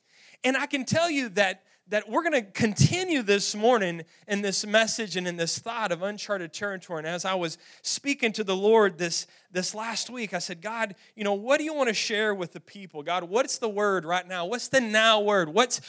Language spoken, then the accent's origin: English; Roaring Springs, Texas, United States; We grew up in Roaring Springs, Texas. Roaring Springs has a natural spring-fed swimming pool